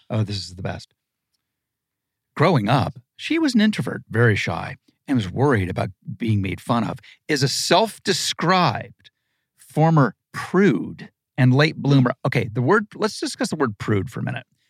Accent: Malibu, California, United States; also born or lived in Ohio; I grew up in Malibu in the seventies

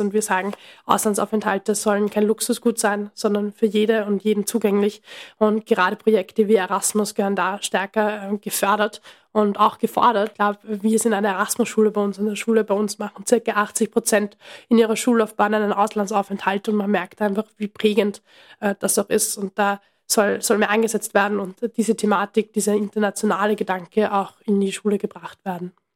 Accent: Austria; bei uns in Österreich

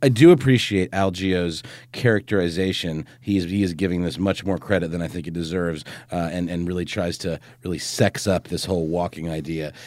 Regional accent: Germany; moved away; when I was a kid growing up in Germany

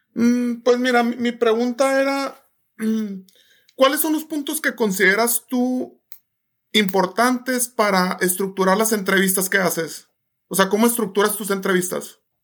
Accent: Sonora, Mexico; yo soy de Sonora

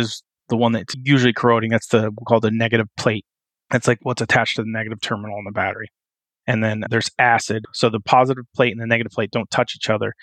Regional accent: West Coast, United States; also born or lived in New Jersey / Wyoming; now in Pittsburgh, United States; So I grew up on the West Coast

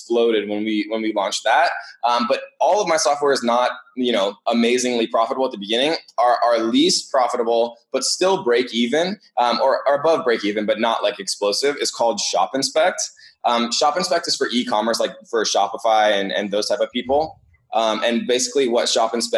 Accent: Eugene, Oregon, United States; where I grew up in Eugene

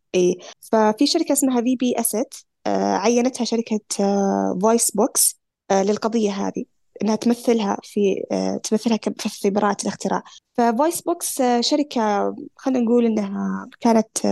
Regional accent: Saudi Arabia; احنا كسعوديين

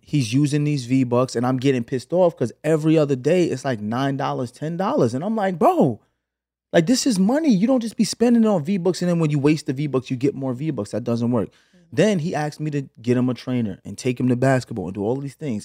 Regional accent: New York City, New York, United States; moved away as an adult; also born or lived in Flatbush, Brooklyn / Los Angeles; now in Atlanta, United States; Flatbush to Canarsie when I was eight

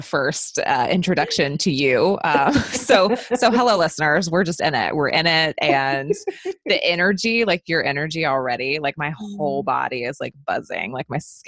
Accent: the South, United States; growing up in the South and the Bible Belt

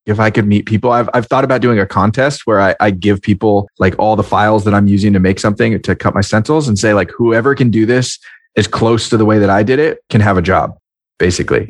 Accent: Marin County, California, United States; my hometown in Marin County, California

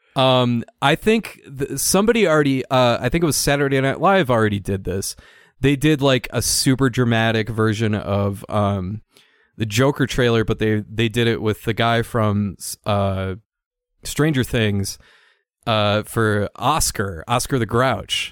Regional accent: Saint Paul, Minnesota, United States; Saint Paul, Minnesota, who'd have thought? All these all-time great athletes. Ridiculous. And that's my hometown.

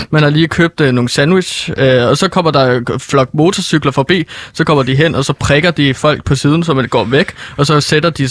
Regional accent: Norway; Danish is a second language; det er fordi, at jeg er fra Norge, så min måde, når jeg prøver at snakke dansk, så går det lidt galt igen.

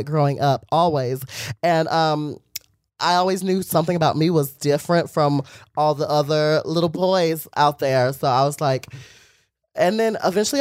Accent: Ramseur, North Carolina, United States; now in Los Angeles, United States; I am from North Carolina. Ramsur.

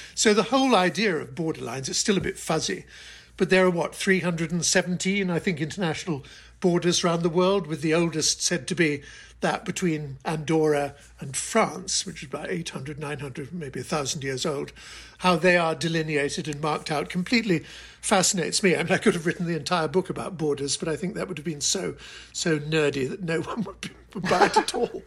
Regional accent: United Kingdom; moved away as an adult; also born or lived in Hong Kong; now in United States; I'm British

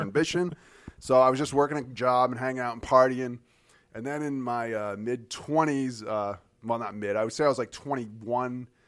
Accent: Keene, New Hampshire, United States; I was from Keene, New Hampshire

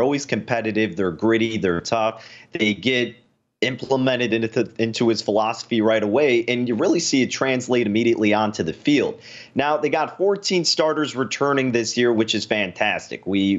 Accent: Chicagoland area, Illinois, United States; I grew up a Notre Dame fan, being here in the Chicagoland area. You know, I got the Irish blood in me.

